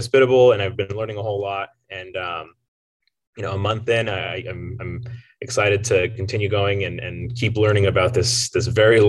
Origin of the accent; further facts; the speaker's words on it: Southern Colorado, United States; moved away; also born or lived in New Mexico / Texas; I was born in Southern Colorado, raised there, and spent a lot of time in New Mexico where I went to school.